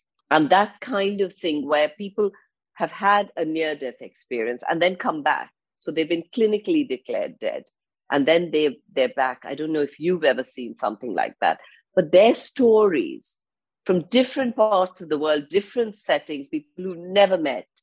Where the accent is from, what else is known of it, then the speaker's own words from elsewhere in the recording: India; now in London, United Kingdom; I live in London. And I go back, I'm from India, I grew up in India, so I go back a lot to India